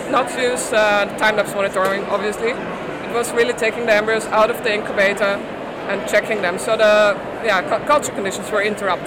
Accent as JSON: {"language": "English", "country": "Austria", "moved": "as an adult", "lives_now": "Netherlands", "said": "I'm from Austria originally, but I live in the Netherlands since a couple of years."}